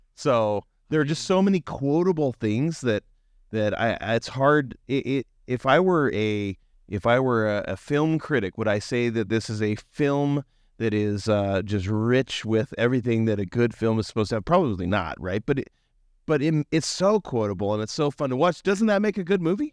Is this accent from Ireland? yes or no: no; Western Washington, United States; growing up in Western Washington